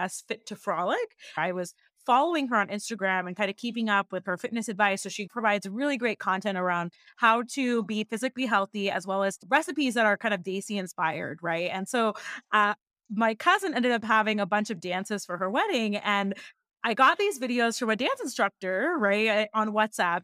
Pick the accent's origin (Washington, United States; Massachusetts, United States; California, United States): Washington, United States; Seattle; I was born and raised in Seattle, Washington